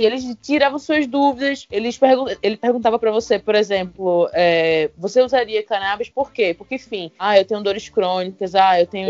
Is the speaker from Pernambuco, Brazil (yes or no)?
yes; Recife, Pernambuco, Brazil; now in São Paulo, Brazil; eu sou de Recife, né? E lá é uma cidade praieira